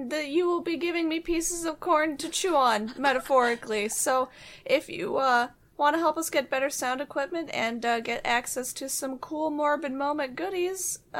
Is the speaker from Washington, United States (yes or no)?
yes; Seattle, Washington, United States; I'm from Seattle and I've always lived here, so I don't know why my accent is so weird.